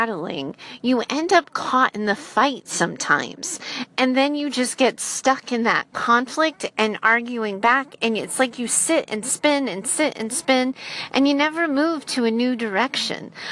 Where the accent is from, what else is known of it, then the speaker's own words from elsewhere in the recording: United States; I'm an American in the United States